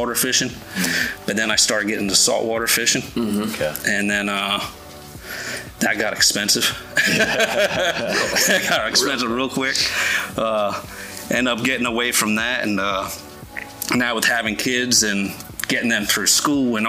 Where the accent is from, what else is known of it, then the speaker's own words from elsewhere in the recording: Delaware, United States; moved away as an adult; now in Alloway, New Jersey, United States; I grew up obviously fishing in Delaware